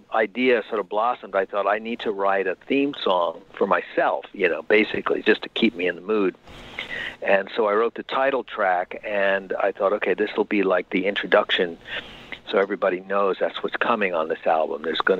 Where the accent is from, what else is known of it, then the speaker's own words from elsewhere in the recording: New York, United States; now in California, United States; they make fun of my California accent, because they don't sound like I'm from Long Island anymore.